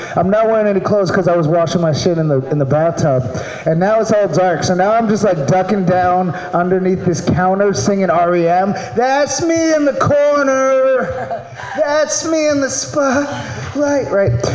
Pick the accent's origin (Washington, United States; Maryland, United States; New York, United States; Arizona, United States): Maryland, United States; moved away; I'm from Maryland.